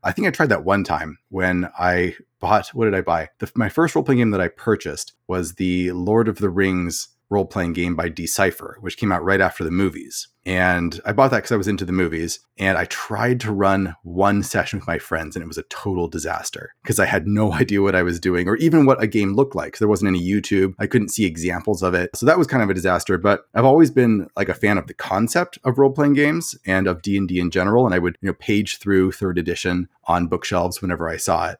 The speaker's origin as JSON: {"language": "English", "town": "Portland", "region": "Oregon", "country": "United States", "tie": "born or raised there", "moved": "as an adult", "lives_now": "Phoenix, United States", "said": "originally I grew up in Portland, Oregon. So I spent most of my life there"}